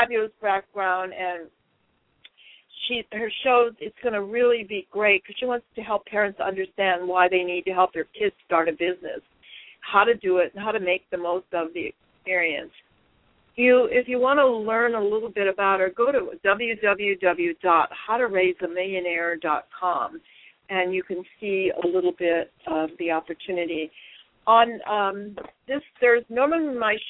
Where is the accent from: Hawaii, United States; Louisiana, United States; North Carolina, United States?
Hawaii, United States; moved away; We grew up in Hawaii together.